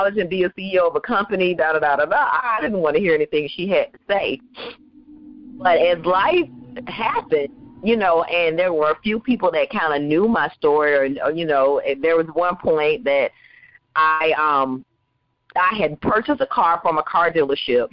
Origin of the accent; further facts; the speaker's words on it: Waycross, Georgia, United States; also born or lived in Valdosta, Georgia; I am a little poor girl that grew up on Jones Street in Waycross, Georgia